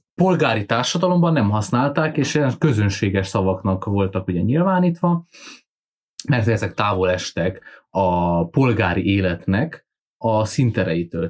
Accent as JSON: {"language": "Hungarian", "region": "Transylvania", "country": "Romania", "said": "erdély magyarként"}